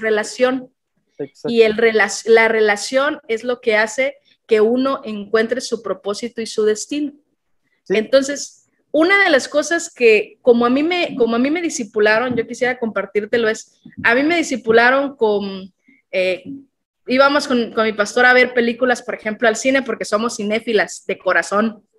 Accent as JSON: {"language": "Spanish", "town": "Tapachula", "region": "Chiapas", "country": "Mexico", "tie": "born or raised there", "also_born_or_lived": "Tlaxcala, Mexico", "said": "a los nueve años el trabajo de mi papá hizo que nos viniéramos a Tapachula"}